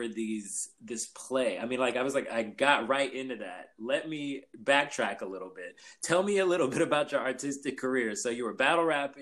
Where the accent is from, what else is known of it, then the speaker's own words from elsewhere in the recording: Los Angeles, California, United States; I grew up in South Central